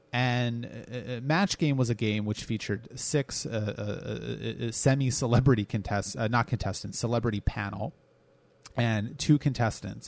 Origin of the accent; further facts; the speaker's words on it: United States; I am an American